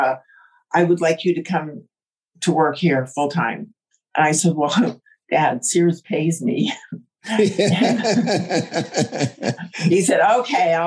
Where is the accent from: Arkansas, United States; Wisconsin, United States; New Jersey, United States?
New Jersey, United States; now in Southern California, United States; I grew up in New Jersey